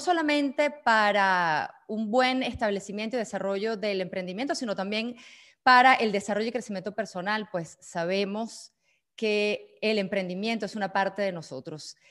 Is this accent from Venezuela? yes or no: yes; Venezuela; now in Switzerland; soy venezolana, llevo ya 18 años radicada en Suiza